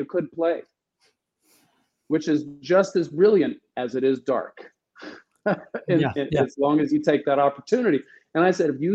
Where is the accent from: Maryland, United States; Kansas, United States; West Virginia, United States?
West Virginia, United States; New Vrindaban; I was born and raised in New Vrindavan